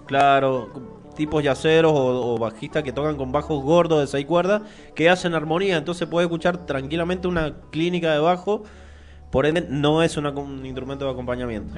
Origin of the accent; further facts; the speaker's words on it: Mendoza, Argentina; Después volvimos a Mendoza